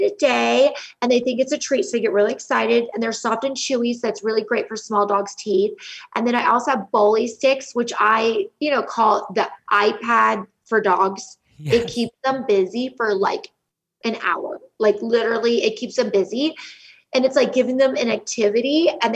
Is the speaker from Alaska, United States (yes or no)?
no; Montecito, California, United States; now in Dallas, United States; I grew up in Montecito, California, a small beach town, you know, off of the coast of California